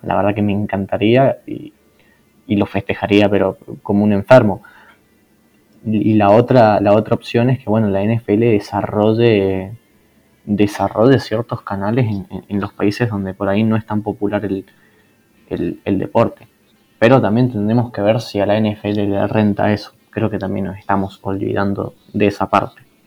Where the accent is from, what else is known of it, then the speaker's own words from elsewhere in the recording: Argentina; yo soy de Argentina